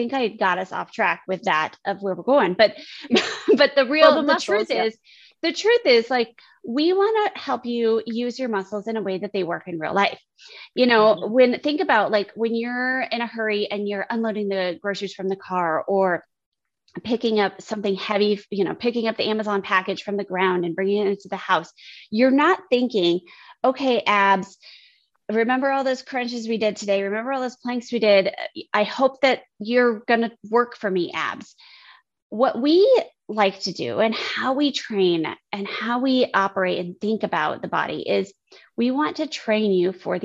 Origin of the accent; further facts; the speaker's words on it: United States; I grew up on the Mexican border